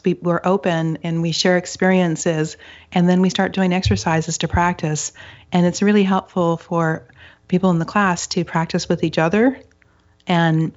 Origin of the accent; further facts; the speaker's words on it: Upper Michigan, United States; now in Seattle, United States; I grew up in Upper Michigan, and it's some parts of it are up to 90% forested